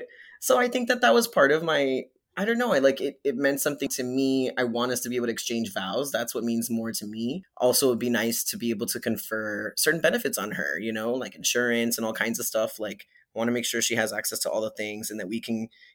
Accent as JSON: {"language": "English", "town": "Hialeah", "region": "Florida", "country": "United States", "tie": "born or raised there", "also_born_or_lived": "Kendall, Florida", "moved": "as an adult", "lives_now": "New York, United States", "said": "I was born in Miami and I was raised in like Hialeah and then a place called Kendall"}